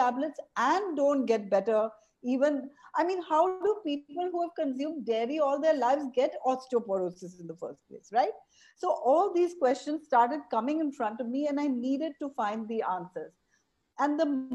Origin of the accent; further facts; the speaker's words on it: Mumbai, Maharashtra, India; moved away as an adult; now in Auroville, India; I was a child growing up in Bombay